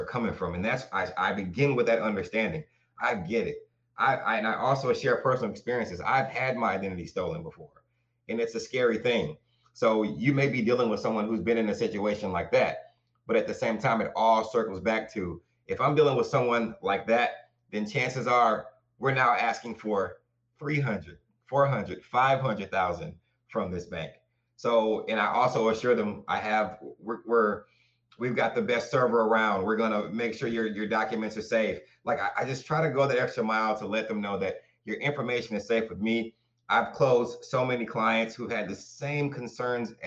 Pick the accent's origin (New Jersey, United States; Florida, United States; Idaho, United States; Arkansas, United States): Arkansas, United States; also born or lived in Flint, Michigan / Waterford, Michigan; now in Michigan, United States; I was born in Flint, Michigan. My grandparents moved us to Arkansas. I was raised in Arkansas.